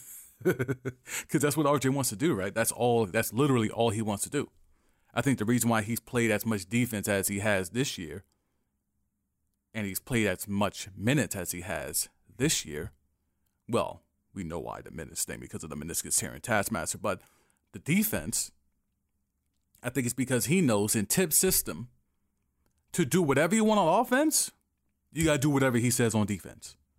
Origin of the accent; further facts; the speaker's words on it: New York, United States; as a New Yorker